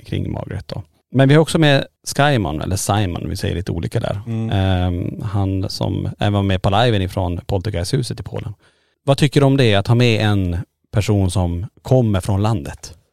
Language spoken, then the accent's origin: Swedish; Sweden; vi som svenskar